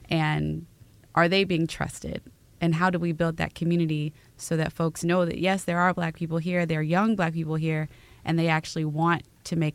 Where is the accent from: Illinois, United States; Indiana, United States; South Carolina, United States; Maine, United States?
Illinois, United States; Chicago; now in Milwaukee, United States; I'm not from here. I'm from Chicago. We'll always rep Chicago